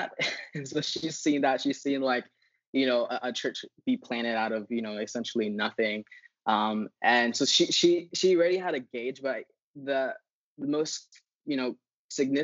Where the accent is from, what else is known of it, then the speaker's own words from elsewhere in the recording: Philippines; moved away; I grew up in the Philippines